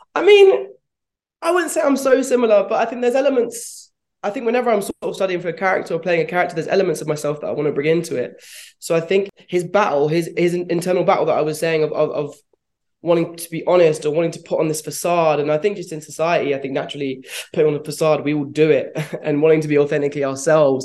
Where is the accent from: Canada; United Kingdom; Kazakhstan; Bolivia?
United Kingdom; London; I'm from London, London town, born and bred